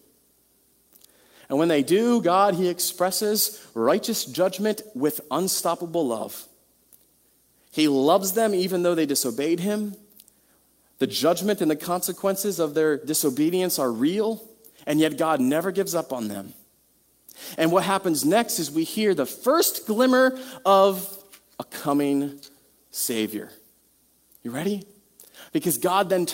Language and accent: English; United States; Western American people